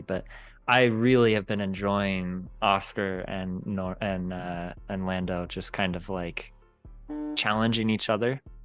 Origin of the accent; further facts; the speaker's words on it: United States; as an American dude